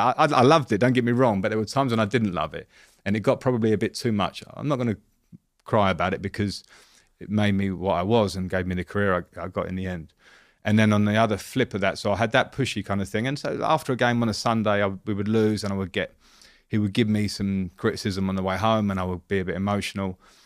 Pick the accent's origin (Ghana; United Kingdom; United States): United Kingdom; Romford, London; I grew up in Romford in Essex. So I would call it probably a middle-class upbringing in terms of my dad had been a professional footballer.